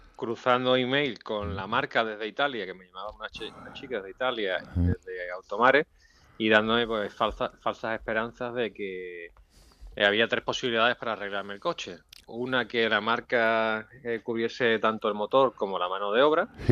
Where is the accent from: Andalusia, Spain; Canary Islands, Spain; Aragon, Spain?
Andalusia, Spain; Huelva; yo soy de Huelva